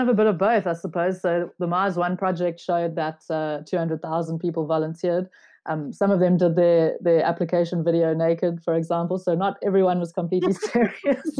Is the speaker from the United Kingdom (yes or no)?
no; South Africa; I'm a South African.